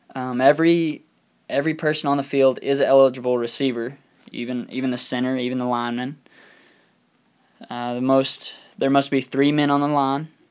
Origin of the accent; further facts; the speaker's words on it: Throckmorton, Texas, United States; moved away; also born or lived in Lubbock, Texas; my hometown of Little Throckmorton, Texas